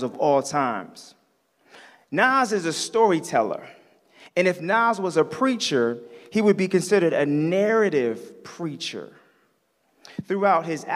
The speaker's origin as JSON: {"language": "English", "town": "Tinton Falls", "region": "New Jersey", "country": "United States", "tie": "born or raised there", "moved": "yes", "lives_now": "Chicago, United States", "said": "I was born and raised in New Jersey. Yes, I am an East Coast head. I'm from a small town called Tinton Falls"}